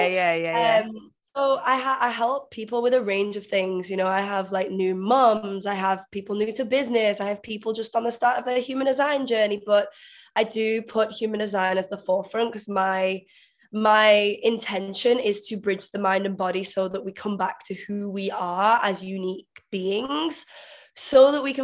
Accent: Manchester, North West England, United Kingdom; moved away as an adult; also born or lived in Vietnam; now in Bali, Indonesia; I'm actually from England originally, so Manchester in England, but I've been living in Asia for the past 5 years

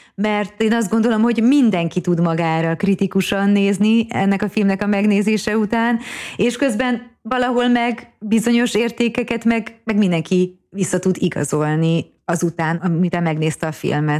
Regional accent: Hungary; én magyarként

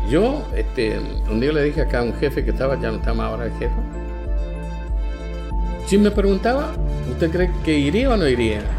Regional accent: Santa Lucía, Corrientes, Argentina; born there; moved away as an adult; now in La Rioja, Argentina; Nací en Santa Lucía, un pueblito muy chiquito en la provincia de Corrientes. Según mi documento, en 12 de mayo de 1949. Estoy viviendo acá en esta provincia desde el 10 de enero del año 1983.

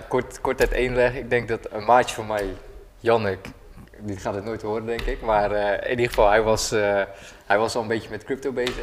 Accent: Rotterdam, South Holland, Netherlands; ik kom uit Rotterdam

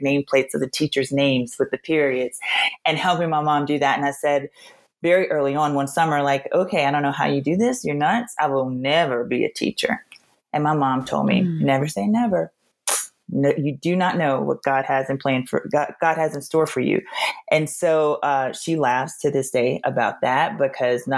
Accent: Louisiana, United States; moved away; also born or lived in Nashville / East Coast / Colorado; I'm originally from Louisiana

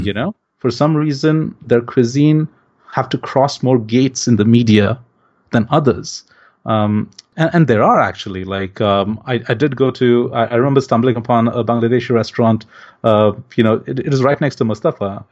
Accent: India; moved away as an adult; now in Singapore; growing up in India

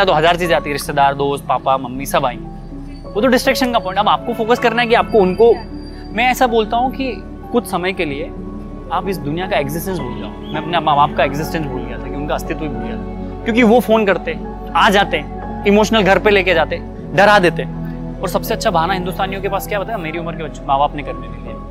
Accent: Ahmedabad, Gujarat, India; मैं अहमदाबाद से हूँ

